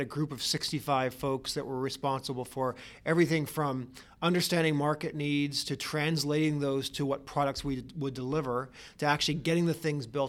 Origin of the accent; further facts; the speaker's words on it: Canada; moved away as an adult; now in United States; I'm from Canada originally and find myself now in the U.S.